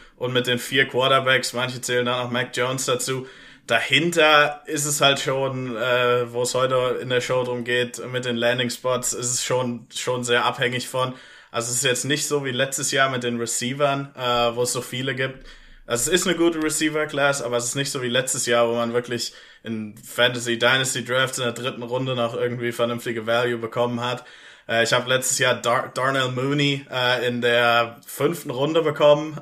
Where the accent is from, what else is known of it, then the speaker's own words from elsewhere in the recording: Germany; also born or lived in Pittsburgh, United States; ich bin Deutscher